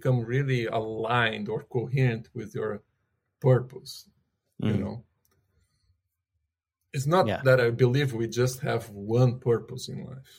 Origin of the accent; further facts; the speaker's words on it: Brazil; moved away; also born or lived in California; I'm originally from Brazil.